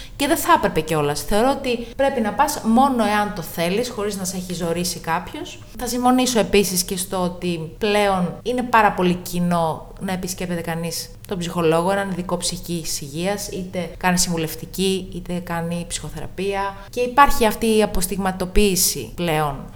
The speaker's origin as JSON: {"language": "Greek", "town": "Tinos", "region": "South Aegean", "country": "Greece", "tie": "born or raised there", "also_born_or_lived": "Patras", "moved": "as an adult", "said": "είμαι από την Τίνο"}